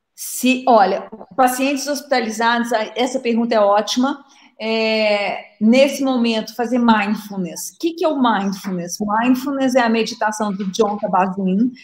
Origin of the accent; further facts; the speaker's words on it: Minas Gerais, Brazil; accent: mineirinho; vocês devem estar sentindo meu, meu sotaque mineirinho